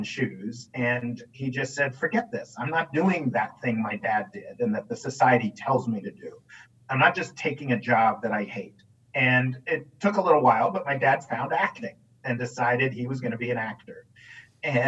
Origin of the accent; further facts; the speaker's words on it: New York City, New York, United States; I grew up in New York City